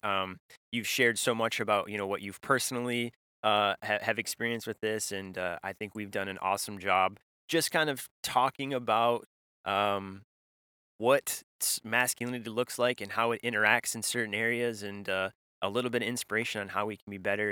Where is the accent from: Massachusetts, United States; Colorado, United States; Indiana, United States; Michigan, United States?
Michigan, United States; when I grew up in in Michigan